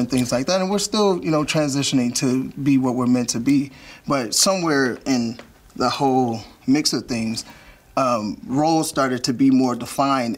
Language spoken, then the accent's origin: English; Gary, Indiana, United States; I'm from Gary, Indiana